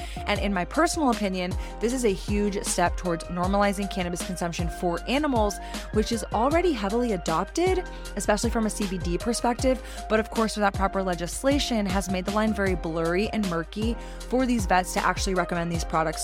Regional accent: Austin, Texas, United States; growing up in Austin, loving live music

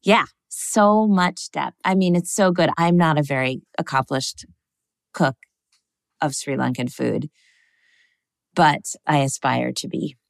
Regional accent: Connecticut, United States; we were little kids in the suburbs of Connecticut

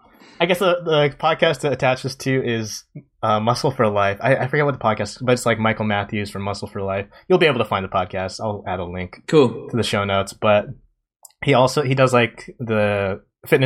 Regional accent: Japan; growing up in Japan

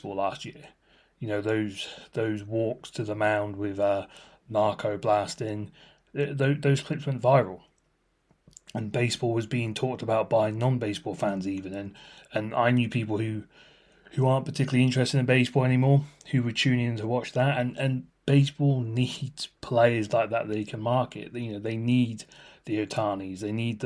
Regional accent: United Kingdom

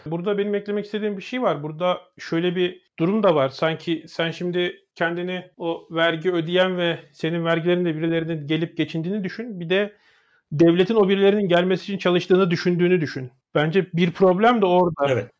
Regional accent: Turkey; moved away; Benim Amerika'da Türk'üm dediğim zaman

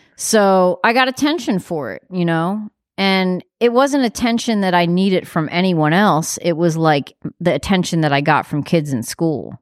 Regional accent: New York, United States; I live in New York. I'm from New York, but I'm not a cool New Yorker

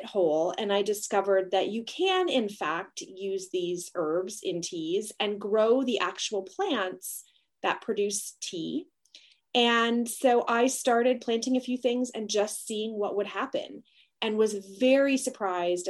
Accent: Canada; I'm Canadian

